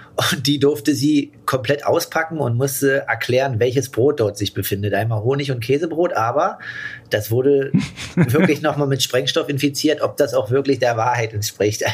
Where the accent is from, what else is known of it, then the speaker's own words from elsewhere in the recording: Germany; in Deutschland